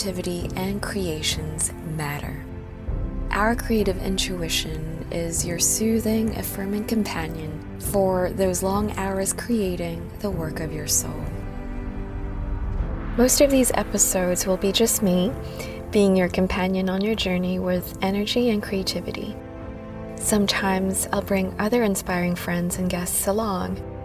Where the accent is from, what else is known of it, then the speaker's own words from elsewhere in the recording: Manila, Metro Manila, Philippines; accent: slightly American / Filipino; moved away as an adult; also born or lived in Whanganui, New Zealand; now in Auckland, New Zealand; I was born and raised in Manila, Philippines, and then immigrated here to New Zealand 15 years ago.